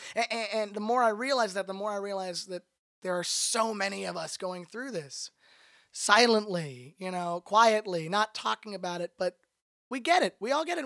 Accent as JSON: {"language": "English", "town": "Toronto", "region": "Ontario", "country": "Canada", "moved": "as an adult", "lives_now": "Los Angeles, United States", "said": "I'm originally from Toronto, Canada. I've been in Los Angeles, California for the last four years"}